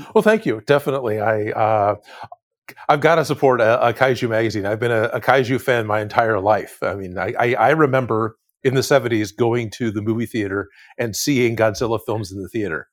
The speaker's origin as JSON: {"language": "English", "area": "East Bay", "region": "California", "country": "United States", "tie": "born or raised there", "said": "I grew up in the Bay Area of California. So, I was on, on the East Bay, uh, near, near Oakland and, and, and Hayward, uh, California."}